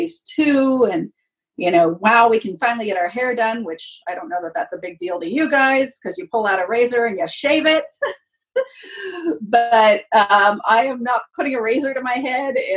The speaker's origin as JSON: {"language": "English", "town": "Fresno", "region": "California", "country": "United States", "tie": "born or raised there", "said": "I grew up in Fresno, so I'm used to this heat"}